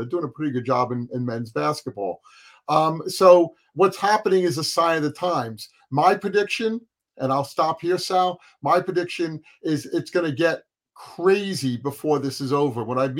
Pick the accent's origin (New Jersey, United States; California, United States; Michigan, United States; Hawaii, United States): New Jersey, United States; we're from New Jersey, I think all three of us are